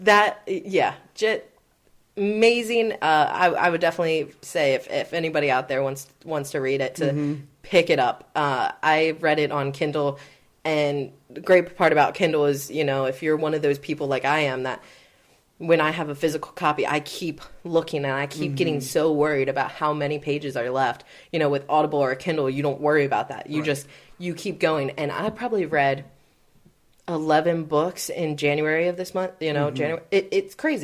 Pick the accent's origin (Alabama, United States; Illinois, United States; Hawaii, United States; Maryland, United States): Maryland, United States; He knows my hometown